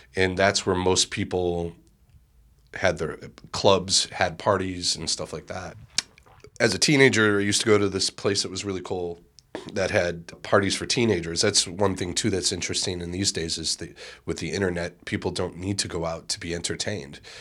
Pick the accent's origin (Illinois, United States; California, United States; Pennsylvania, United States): Illinois, United States; Chicago; growing up in Bridgeport